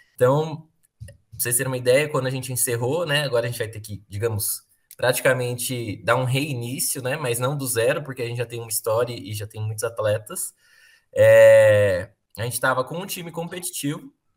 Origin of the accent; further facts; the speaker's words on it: Alfenas, Minas Gerais, Brazil; also born or lived in Muzambinho; Aí eu foi criado numa cidade aqui que Alfenas